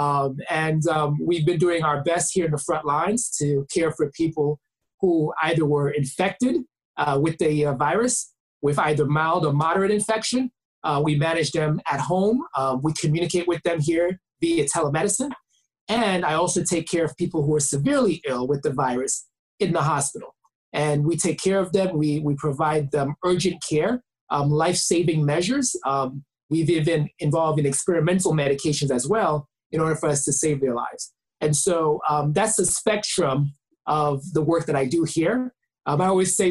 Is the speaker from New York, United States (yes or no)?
yes; New York City, New York, United States; I am Haitian American. I was born in Brooklyn, New York by two amazing parents, Haitian immigrants.